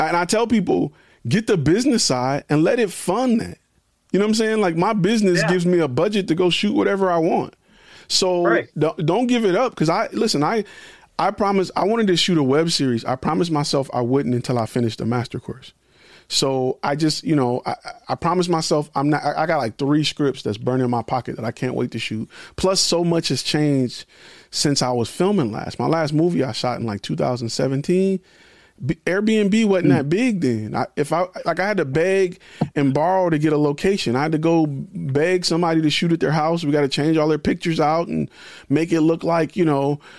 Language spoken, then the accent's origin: English; Detroit, Michigan, United States; I'm from Detroit